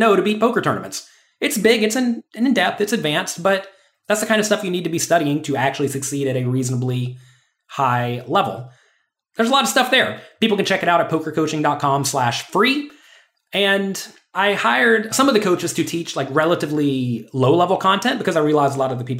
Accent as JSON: {"language": "English", "town": "Pensacola", "region": "Florida", "country": "United States", "tie": "born or raised there", "said": "I was born in Pensacola, Florida."}